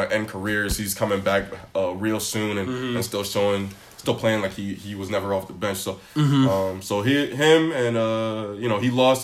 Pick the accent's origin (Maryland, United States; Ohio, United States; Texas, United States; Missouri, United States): Maryland, United States; Baltimore; I'm from Baltimore